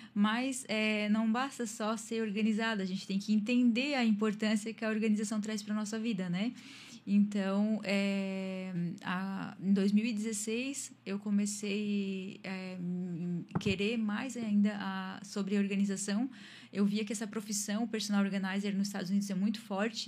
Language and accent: Portuguese; Tubarão, Santa Catarina, Brazil; also born or lived in Imbituba; moro em Tubarão, sou natural de Imbituba, mas moro em Tubarão já desde pequenininha. É a minha cidade